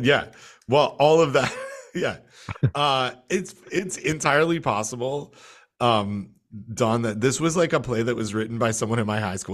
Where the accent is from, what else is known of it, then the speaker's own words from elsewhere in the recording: Canada; now in United States; my home country